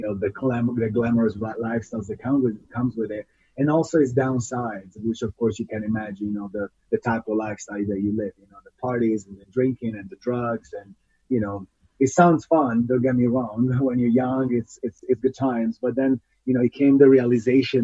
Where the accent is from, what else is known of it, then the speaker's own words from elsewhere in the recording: Italy; moved away as an adult; now in United States; I'm an Italian ultra runner. I was actually born and raised in Italy. And then in 2007, that's about when I was 24 years old, I decided to leave the country to move to the United States.